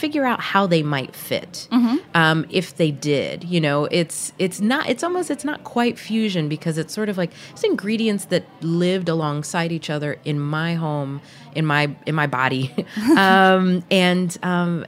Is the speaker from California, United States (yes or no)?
no; the South, Georgia, United States; also born or lived in Puerto Rico; when I was growing up in the South